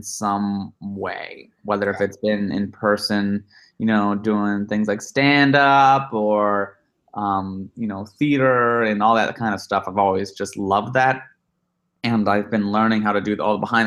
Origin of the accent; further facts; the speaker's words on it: Chicago, Illinois, United States; now in Los Angeles, United States; I'm from Chicago land area, and I went to school in Chicago